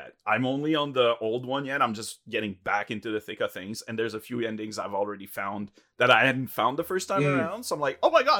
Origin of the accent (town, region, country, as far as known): Canada